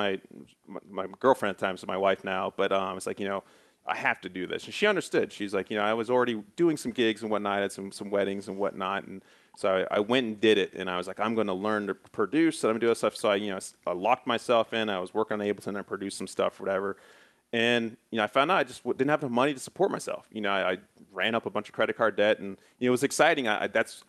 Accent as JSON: {"language": "English", "town": "Athens", "region": "Ohio", "country": "United States", "tie": "born or raised there", "said": "I was born and raised in Athens."}